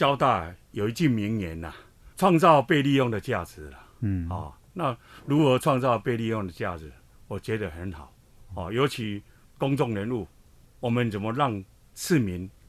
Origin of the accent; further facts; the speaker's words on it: Hsinchu, Taiwan; 我是新竹人，我是林根人。我想相信林根人，新竹会更好哈。